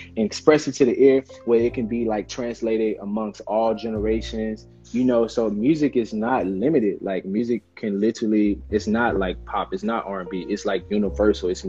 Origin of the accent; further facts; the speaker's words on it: Hollandale, Mississippi, United States; Hollandale is my hometown. That's where I'm from